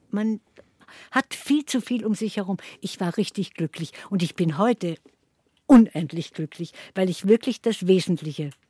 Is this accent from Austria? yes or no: yes; Dröschitz, Carinthia, Austria; wieder in diesem Dorf, wo ich also als, äh, dann als größeres Kind, aber auch noch richtiges Kind aufgewachsen bin bei der Oma in Dröschitz.